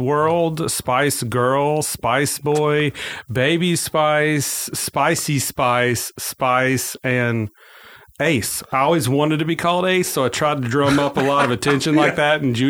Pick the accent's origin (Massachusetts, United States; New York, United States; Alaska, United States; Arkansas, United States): Arkansas, United States; Forest City; also born or lived in West Memphis, Arkansas / Marion, Arkansas; I am St. Francis Bounty, County born and raised. Well, not born. I was born in West Memphis and raised outside of Forest City on a farm.